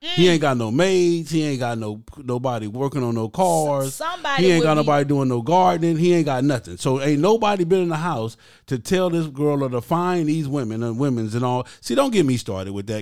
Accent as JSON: {"language": "English", "town": "Compton", "region": "California", "country": "United States", "tie": "born or raised there", "said": "I grew up in Compton, California"}